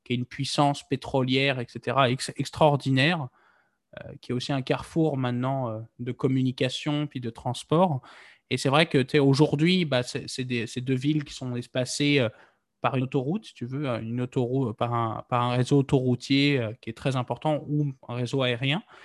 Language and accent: French; Nantes, Pays de la Loire, France; je suis nantais d'origine. Moi, quand j'étais euh, gamin, bah, on, on, pouvait très facilement partir du centre-ville de Nantes